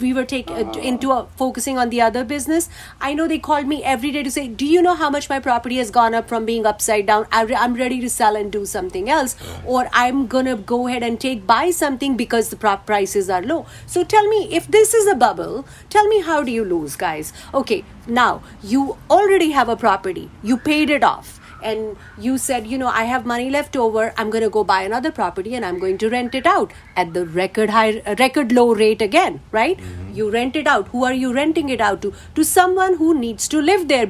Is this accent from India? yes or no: yes; India; now in United States; I am from India